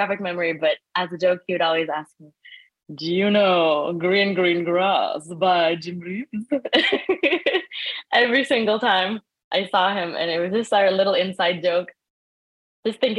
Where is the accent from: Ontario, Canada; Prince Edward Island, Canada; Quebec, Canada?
Prince Edward Island, Canada; moved away; also born or lived in Sri Lanka; the community that I grew up in on Prince Edward Island